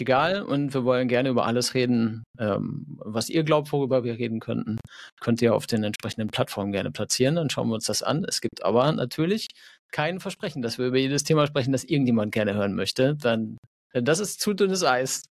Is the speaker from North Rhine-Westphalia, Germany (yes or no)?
yes; North Rhine-Westphalia, Germany; now in Fahrenzhausen, Germany; Ich komme eigentlich aus Nordrhein-Westfalen.